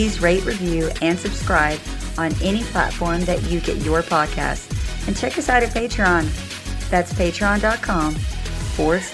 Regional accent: Texas, United States; I'm from Texas, so I say y'all a lot

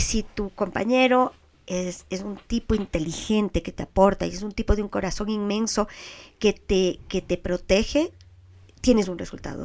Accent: Quito, Pichincha, Ecuador; soy súper quiteña

